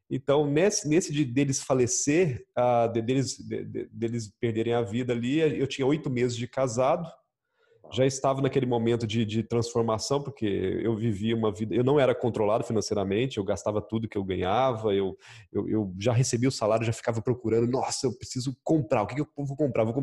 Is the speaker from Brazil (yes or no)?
yes; Minas Gerais, Brazil; Nós nascemos, eu sou mineiro, né? Não sei se já dá para perceber aí pelo sotaque um pouquinho.